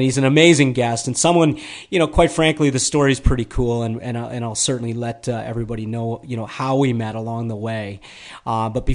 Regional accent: Toronto, Ontario, Canada; I'm from Toronto

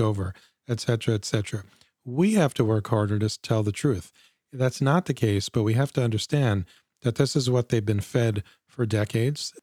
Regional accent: United States; as an American Jew

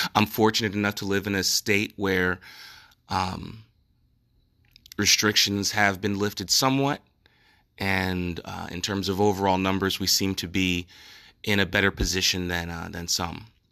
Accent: New Jersey, United States; It's my home state

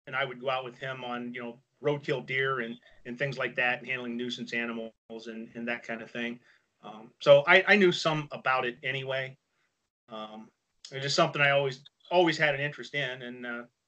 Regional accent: Western Pennsylvania, United States; moved away as an adult; now in Ohio, United States; I grew up in Western Pennsylvania, hunting, trapping, fishing

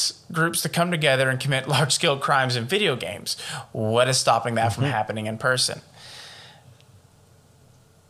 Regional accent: Atlanta, Georgia, United States; We're from Atlanta

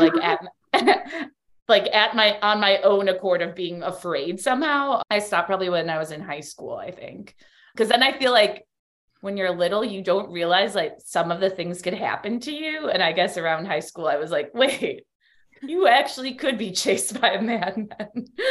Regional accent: Chicago, Illinois, United States; moved away as an adult; now in Miami, United States; I'm from Chicago. That's how I know Dana and my other co host on Allegedly Astrology. We all went to high school together

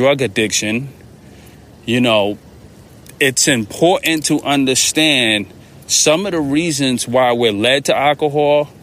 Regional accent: New York, United States; I'm a New Yorker

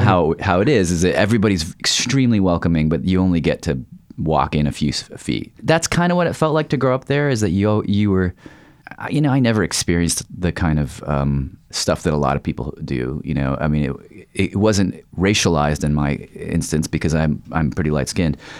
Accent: the South, United States; growing up in the South

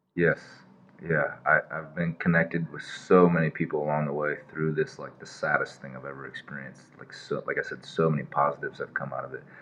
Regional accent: Cedar Falls, Iowa, United States; born or raised there; moved away

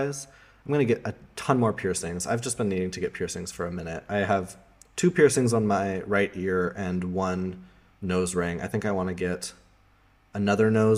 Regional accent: Colorado, United States; also born or lived in Amsterdam, Netherlands; now in Berlin, Germany; in my hometown, Colorado, it has like 300 days of sunshine per year

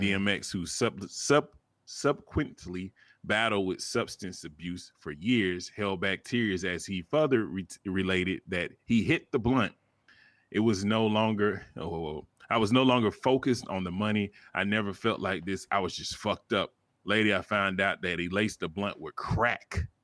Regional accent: the South, United States; I'm from the South

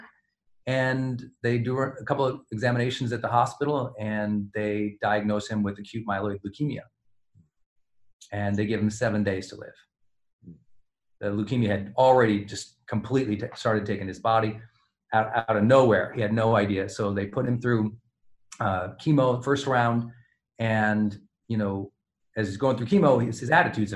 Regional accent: Montana, United States; growing up in Montana

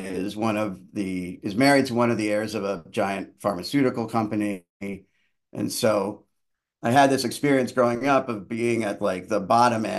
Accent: Far Hills, New Jersey, United States; born or raised there; also born or lived in Yonkers, New York / Portland, Maine / Portland, Oregon; now in Maine, United States

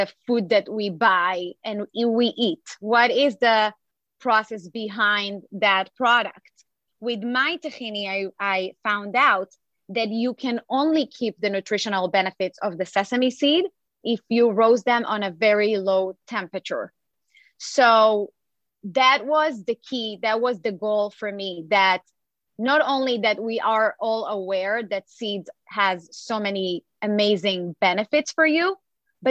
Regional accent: Israel; English is a second language; now in United States; I was born and raised in Israel

